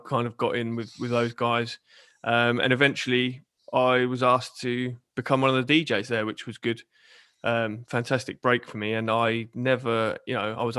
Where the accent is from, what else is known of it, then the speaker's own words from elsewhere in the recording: Portsmouth, South East England, United Kingdom; I'm born and raised in Portsmouth